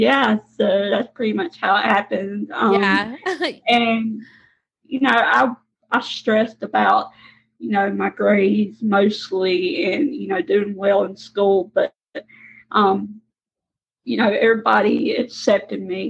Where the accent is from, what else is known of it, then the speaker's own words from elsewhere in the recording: Mississippi, United States; accent: Southern; I am from Mississippi, as you can tell from my Southern accent.